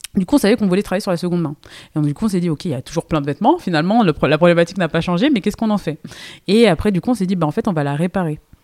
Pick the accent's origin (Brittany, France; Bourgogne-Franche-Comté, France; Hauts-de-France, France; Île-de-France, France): Île-de-France, France; Seine-et-Marne; moved away as an adult; J'ai grandi en, en Ile-de-France, j'ai fait toute ma, ma, ma vie euh, en Seine-et-Marne, donc pur produit francilien